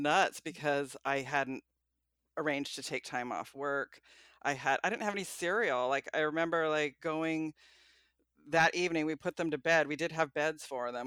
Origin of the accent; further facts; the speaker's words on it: Portland, Oregon, United States; moved away as an adult; now in Manzanita, United States; I am from Portland